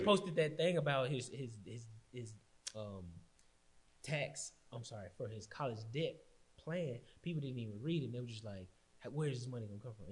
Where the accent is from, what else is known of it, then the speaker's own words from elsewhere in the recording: Austin, Texas, United States; I'm from St. John. I mean, I went East Austin